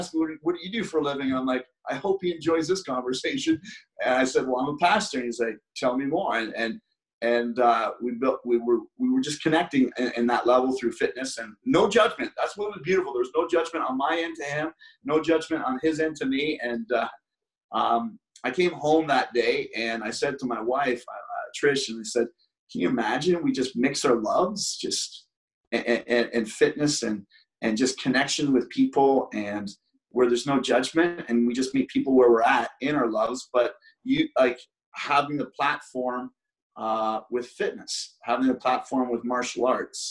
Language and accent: English; Brockville, Ontario, Canada; I was living in my hometown of Brockville